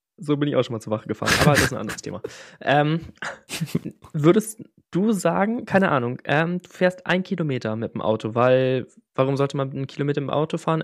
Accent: Northern Germany, Germany; aus dem schönen Norden

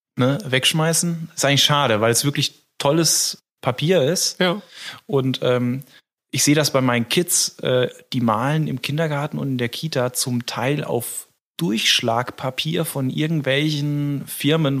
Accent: Giesel, Germany; Ich komme ja aus Giesel.

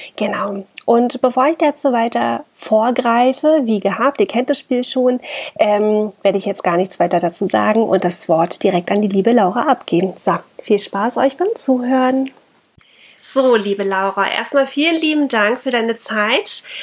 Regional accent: Germany; bei uns in Deutschland

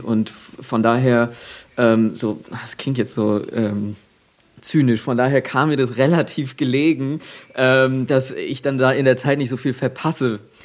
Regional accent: at the border to Hesse, Bavaria, Germany; ich komme ja aus, aus dem letzten Fitzelchen Bayern quasi, gerade an der Grenze zu Hessen

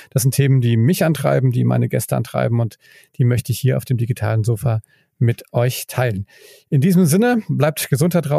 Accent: Mainz, Rhineland-Palatinate, Germany; Ich meine, du, ich komme ja aus Mainz, das ist nicht ganz halb so groß, aber fast äh, nur halb so groß wie, wie, wie Bielefeld.

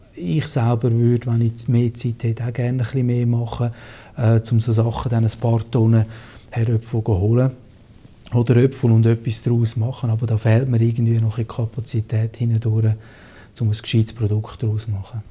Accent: Switzerland; als Schweizer

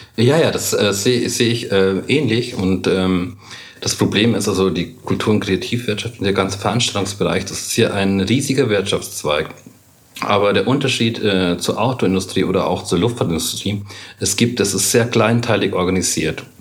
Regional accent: Munich, Bavaria, Germany; Bei uns in München gibt es die Kammerspiele

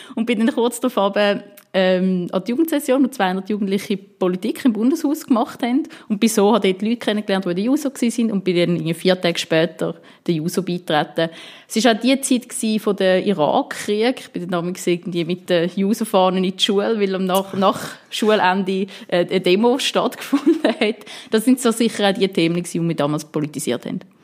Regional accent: Winterthur, Zurich, Switzerland; ich komme ähm, aus Winterthur

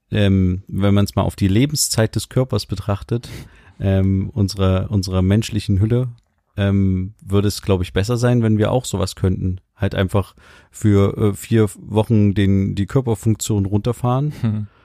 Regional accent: Mecklenburg-Vorpommern, Germany; Nach dem Ende der Sitzungszeit habe ich mir in meiner Heimat Mecklenburg-Vorpommern im Fischland und auf dem Dars viele Gedanken gemacht.

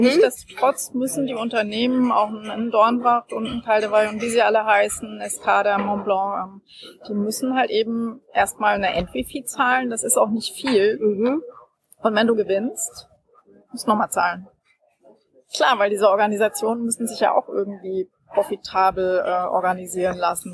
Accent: Frankfurt, Hesse, Germany; in meiner Heimatstadt Frankfurt.

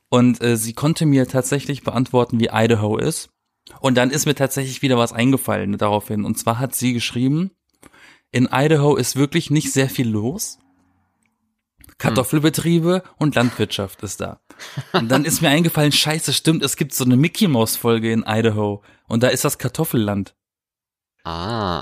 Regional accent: Germany; now in Berlin, Germany; in meiner Heimat bei meinen Eltern

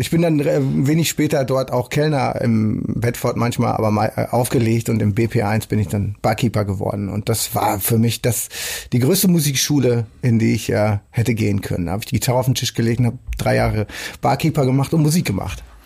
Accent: Rheda-Wiedenbrück, North Rhine-Westphalia, Germany; now in Hamburg, Germany; Heimat der Vergangenheit, des Aufwachsens und so. Das ist natürlich auch irgendwo dann, was immer das auch bedeutet, Nordrhein-Westfalen, aber auf jeden Fall Reda-Wienbrück

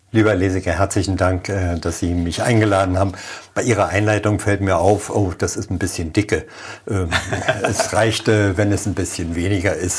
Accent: Germany; also born or lived in Oranienburg; now in Frohnau, Berlin, Germany; ich bin Wessi

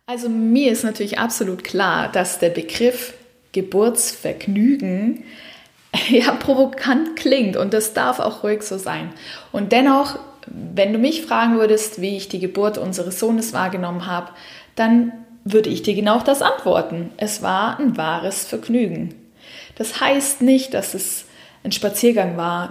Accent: Southern Germany, Germany; now in Switzerland; Ich komme aus dem Süden Deutschlands

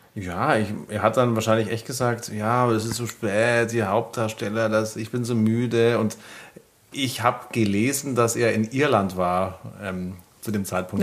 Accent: Bavaria, Germany; ich komme aus Bayern

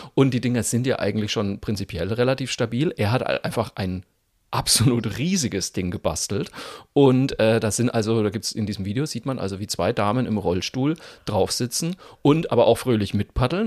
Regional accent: Germany; wir Deutschen

